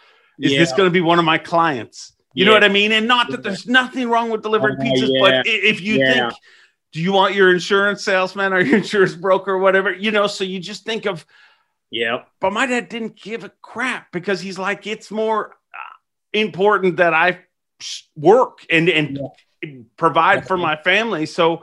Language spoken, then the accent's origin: English; Ireland; now in Canada; We immigrated to Canada from Ireland. So a lot of times when you move to a new country, I mean, it takes forever to get stabilized, literally. And so we were broke a lot growing up.